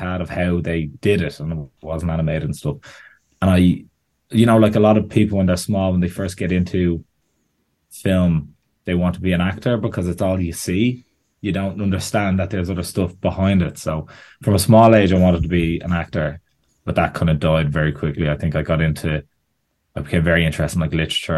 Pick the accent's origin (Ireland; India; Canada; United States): Ireland; Bettystown, County Meath; I'm from Bettystown in Meath, which is just the tiny bit of coast that Meath has that no one thinks exists